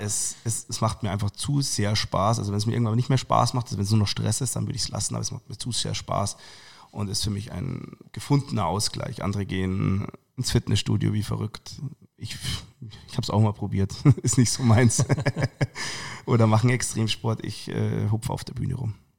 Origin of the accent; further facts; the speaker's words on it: Munich, Bavaria, Germany; Ich bin gebürtiger Perlacher